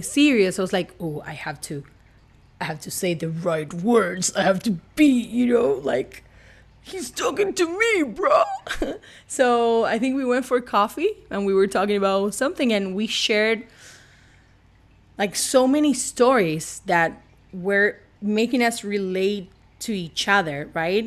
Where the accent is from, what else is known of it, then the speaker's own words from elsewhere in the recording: Argentina; English is a second language; also born or lived in Puerto Rico / Colorado; now in Los Angeles, United States; I'm not from Los Angeles. You can clearly see or hear by my accent. I'm from Argentina, but I have moved all over places